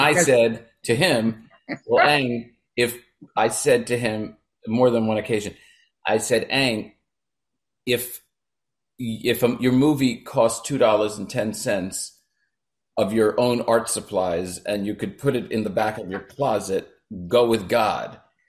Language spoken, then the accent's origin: English; Brooklyn, New York, United States; born there; Well, I was born in Brooklyn, New York, very close to where Barbara Streisand, Woody Allen, Neil Diamond, Neil Sedaka, Eddie Murphy grew up, in Bensonhurst.